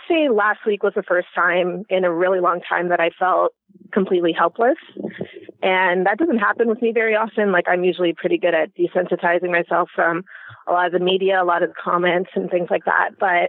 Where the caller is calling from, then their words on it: Canada; First of all, I'm calling from Canada